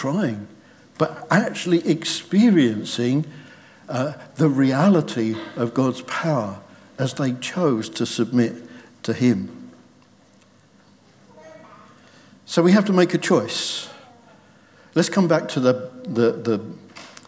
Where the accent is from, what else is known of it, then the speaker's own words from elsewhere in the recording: United Kingdom; We're British